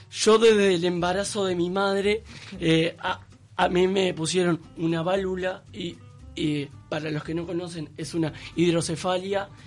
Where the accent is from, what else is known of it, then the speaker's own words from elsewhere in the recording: Canelones, Uruguay; De Canelones, Uruguay.